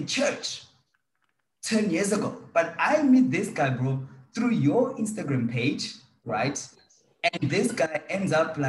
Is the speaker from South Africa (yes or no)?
yes; Durban, KwaZulu-Natal, South Africa; I'm from South Africa, Durban